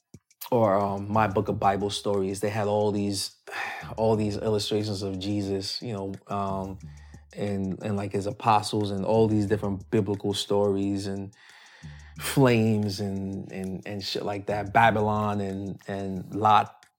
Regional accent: Spanish Town, Jamaica; moved away; also born or lived in Saint Ann Parish, Jamaica; I was born in Spanish Town, Jamaica. I'm an only child. My mom, I was raised mainly by my mom's side of the family.

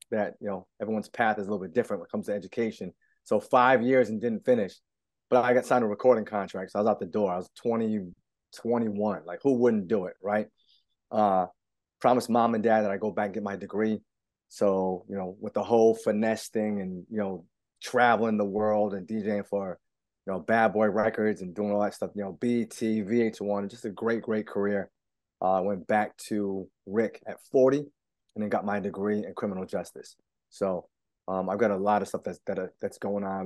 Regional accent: East Providence, Rhode Island, United States; I'm born and raised in East Providence

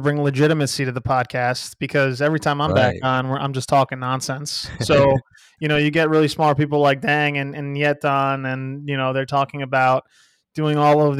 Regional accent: Alabama, United States; I am from Alabama. People didn't know.

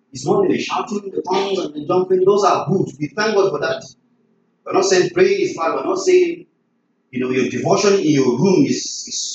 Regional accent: Nigeria; I'm from Nigeria

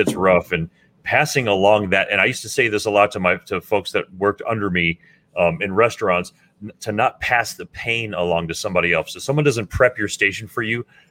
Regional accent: Miami, Florida, United States; we grew up in Miami listening to a multitude of different kinds of music

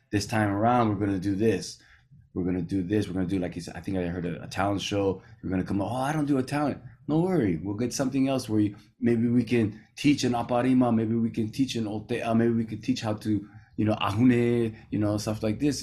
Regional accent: California, United States; moved away as an adult; now in Rangiroa, French Polynesia; I grew up here in California

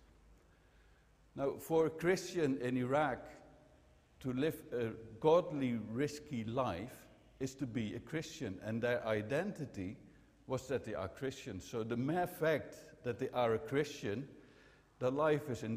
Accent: Netherlands; I'm from the Netherlands

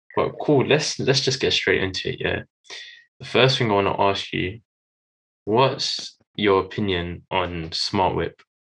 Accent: London, United Kingdom; I'm from London.

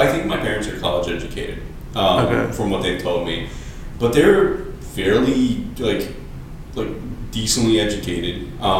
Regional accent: Chicago, Illinois, United States; So I lived a long time in Belmont Cragin, up until, I want to say, like, my first year of college.

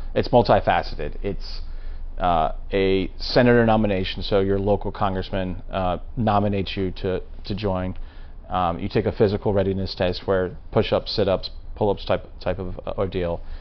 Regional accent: Maryland, United States; I'm being from Maryland, and the rest of the cousins, we all attended Boys State in the summertime

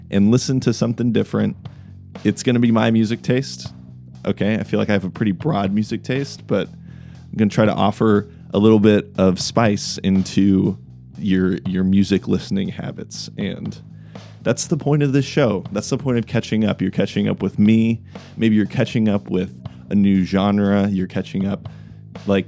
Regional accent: Kansas City, United States; I'm from Kansas City

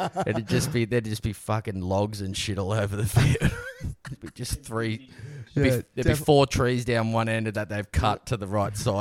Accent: Gold Coast, Queensland, Australia; we're just a couple of blokes from the Gold Coast

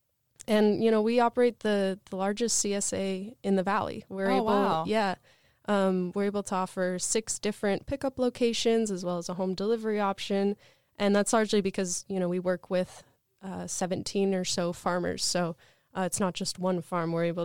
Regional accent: Portland, Oregon, United States; I grew up in the Portland area, a very lush place, great for growing things.

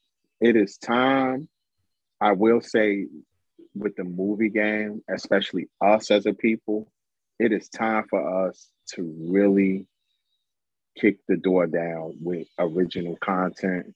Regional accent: Chicago, Illinois, United States; I'm a Chicagoan. I've been a Chicagoan all my life.

